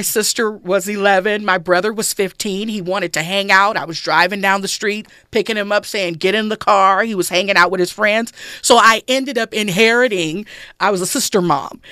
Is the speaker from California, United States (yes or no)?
yes; Los Angeles, California, United States; I grew up in South Central Los Angeles